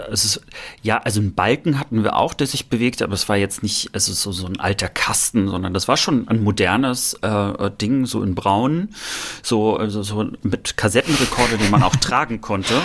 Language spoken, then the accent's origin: German; Rostock, Mecklenburg-Vorpommern, Germany; bei uns in Rostock waren auch dänische Sender auch zu hören